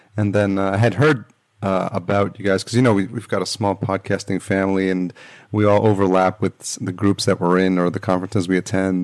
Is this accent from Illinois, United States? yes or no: no; New York, United States; now in Los Angeles, United States; I grew up in New York